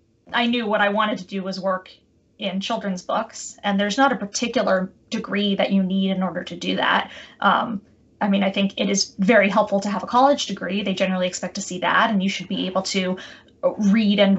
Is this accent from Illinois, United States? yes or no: no; outside of Boston, Massachusetts, United States; moved away as an adult; also born or lived in Chicago / New York City; I grew up outside of Boston, Massachusetts